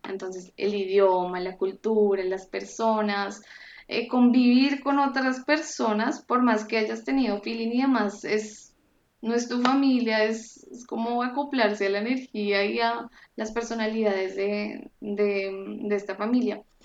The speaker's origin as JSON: {"language": "Spanish", "country": "Colombia", "moved": "as an adult", "lives_now": "Frankfurt, Germany", "said": "Yo soy de Colombia"}